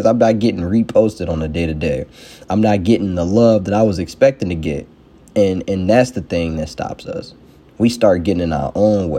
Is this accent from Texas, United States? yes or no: no; Chicago, Illinois, United States; Everybody, the thing I hear a lot that people like to use, well, I'm from Chicago. People just be hating.